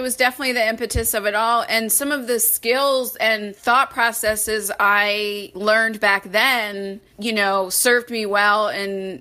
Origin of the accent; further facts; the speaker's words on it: St. Louis, Missouri, United States; also born or lived in Washington, D.C.; now in Chicago, United States; I'm from St. Louis originally, so I'm a Midwesterner at heart